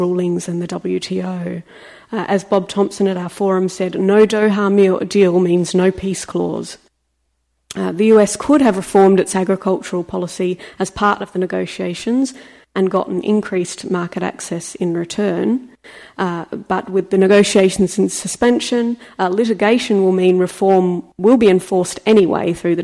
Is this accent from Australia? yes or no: yes; Australia; as an Australian